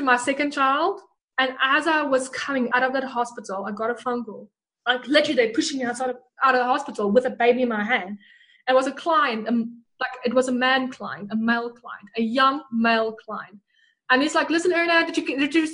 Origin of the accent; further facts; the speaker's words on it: Bloemfontein, Free State, South Africa; accent: Afrikaans; English is a second language; moved away as an adult; also born or lived in Port Elizabeth, South Africa; now in New Zealand; I'm originally from Bloemfontein, which is very farm